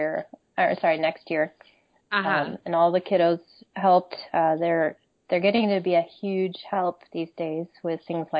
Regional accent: Michigan, United States; moved away as an adult; also born or lived in Connecticut / Jamaica; now in Vermont, United States; So I grew up in Michigan, as did my husband. Different locations growing up. I spent 5 years in Connecticut as a child and 1 year in Jamaica.

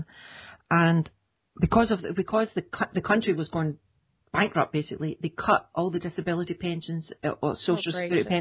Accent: Scotland, United Kingdom; I come from Scotland

